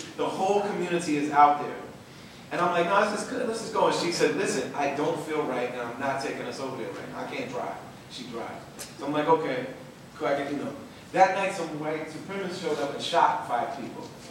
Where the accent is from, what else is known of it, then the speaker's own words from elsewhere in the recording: Minneapolis, Minnesota, United States; I'm from Minneapolis